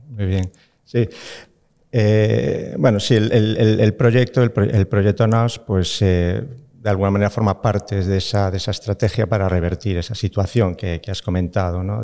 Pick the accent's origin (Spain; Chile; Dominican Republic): Spain; Galicia; siendo gallego